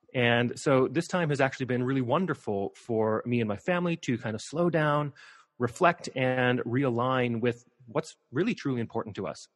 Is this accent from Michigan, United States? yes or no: no; Missoula, Montana, United States; I grew up in Missoula, Montana.